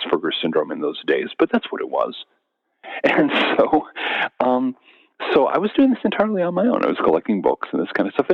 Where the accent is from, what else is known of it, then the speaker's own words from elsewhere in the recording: Seattle, Washington, United States; I grew up in the South Seattle suburbs in the late 60s and early 70s.